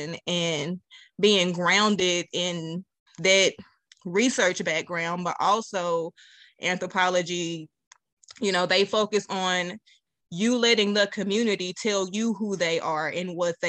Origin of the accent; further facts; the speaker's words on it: Little Rock, Arkansas, United States; also born or lived in Pine Bluff, Arkansas; moved to Little Rock about 7 years old